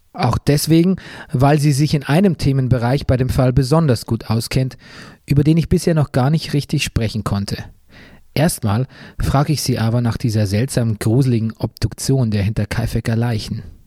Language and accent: German; Bavaria, Germany; moved away; meiner alten Heimat Bayern